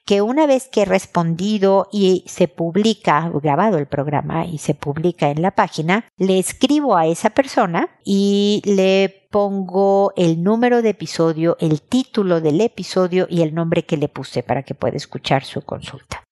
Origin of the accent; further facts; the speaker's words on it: Mexico; mi tierra, en México